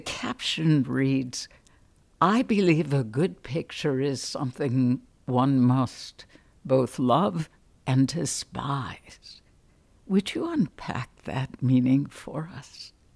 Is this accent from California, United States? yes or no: no; Chicago, Illinois, United States; now in Atlanta, United States; I grew up on the much less intellectual North Side